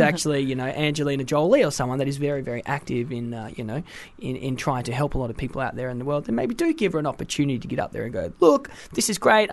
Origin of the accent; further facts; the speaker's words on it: Australia; also born or lived in Wales; I'm a Welsh Australian.